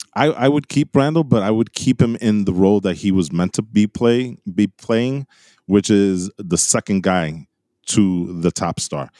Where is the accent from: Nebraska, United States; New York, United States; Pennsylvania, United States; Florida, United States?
New York, United States; we're guys from New York